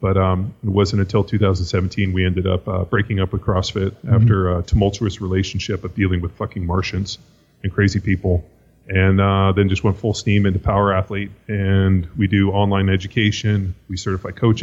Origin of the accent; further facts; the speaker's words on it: Southern California, United States; I grew up in Southern California, youngest of three boys